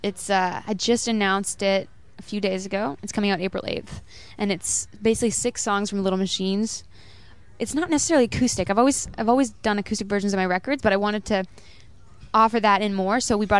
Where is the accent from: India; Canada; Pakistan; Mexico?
Canada; North Bay, Ontario; also born or lived in Timmins / Toronto / Vancouver / Philippines; I was born in Timmins. I grew up in North Bay. Spent some time living in the Philippines, in Jamaica, Southern Ontario.